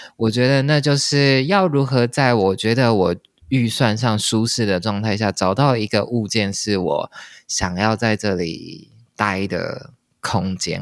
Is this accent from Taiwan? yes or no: yes; Taipei, Taiwan; moved away as an adult; now in Paris, France; 我从小就是在台北长大